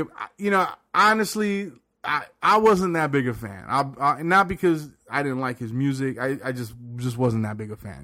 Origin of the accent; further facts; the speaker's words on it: the South, United States; I grew up in the South